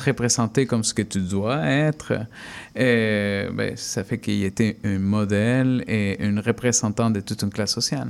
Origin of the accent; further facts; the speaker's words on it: Peru; now in Canada; quand j'étais enfant adolescent au Pérou